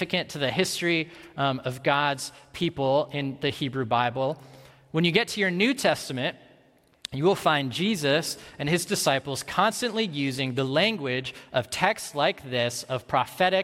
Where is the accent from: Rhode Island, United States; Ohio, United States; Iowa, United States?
Iowa, United States; Ames; I grew up in Ames, Iowa, so a college town like Madison, but just like a lot smaller